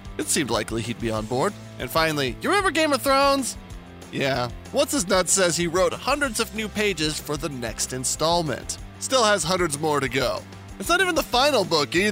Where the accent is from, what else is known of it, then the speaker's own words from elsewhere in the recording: New Mexico, United States; I'm from New Mexico